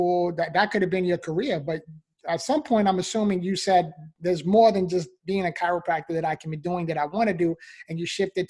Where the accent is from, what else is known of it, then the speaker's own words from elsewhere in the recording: New York City, New York, United States; I was actually born and raised in the Bronx, New York